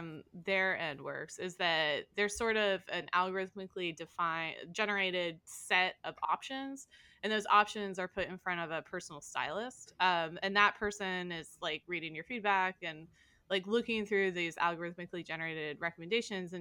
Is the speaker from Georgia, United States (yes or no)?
no; Indiana, United States; now in New York, United States; I'm from Indiana